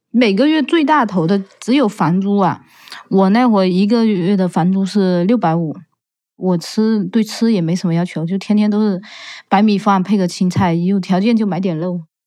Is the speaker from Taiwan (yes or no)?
no; Fujian, China; moved away as an adult; now in United States; 我是来自福建的